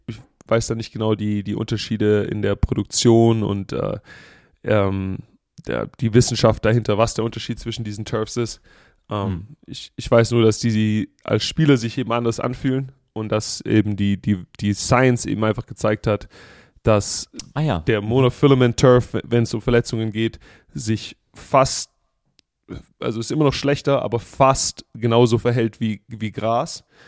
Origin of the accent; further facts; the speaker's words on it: Germany; now in United States; wir als Deutsche